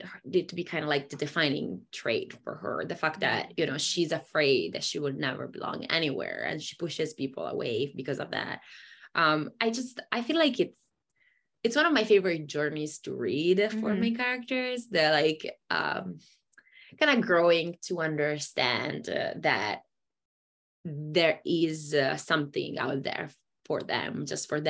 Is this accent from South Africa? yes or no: no; Italy; moved away as an adult; also born or lived in Germany; I grew up in Italy and I was in Italy for the first, you know, two decades of my life.